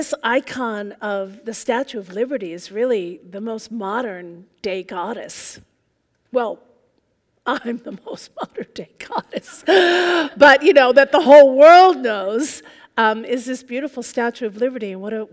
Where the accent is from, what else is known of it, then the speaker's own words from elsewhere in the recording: New York, United States; now in Seattle, United States; I'm originally from New York, and I moved out here